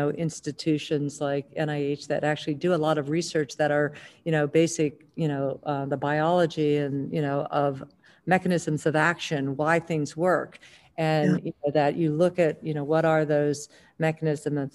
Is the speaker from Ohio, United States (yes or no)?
yes; Northeastern Ohio, United States; I grew up in Northeastern Ohio.